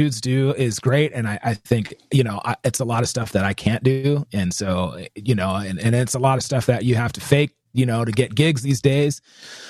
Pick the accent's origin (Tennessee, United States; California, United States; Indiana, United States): California, United States; Southern; accent: strong California accent; I have a strong California accent